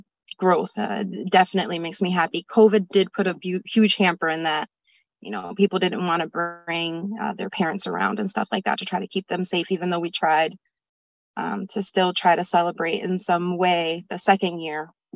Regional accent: New Haven, Connecticut, United States; We're all leaders here in New Haven. We're all from New Haven

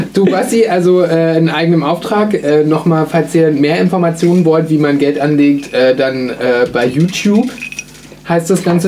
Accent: Berlin, Germany; Bei uns in Berlin

